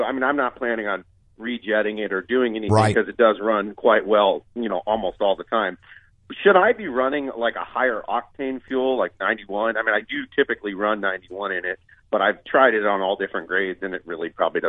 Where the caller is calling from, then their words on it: Scottsdale, Arizona, United States; Scottsdale, Arizona.